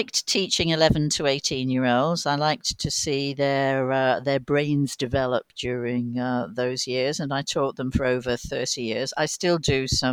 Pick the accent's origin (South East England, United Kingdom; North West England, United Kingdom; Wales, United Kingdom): Wales, United Kingdom; Cardiff; I was born and raised in Cardiff, and I never wanted to leave it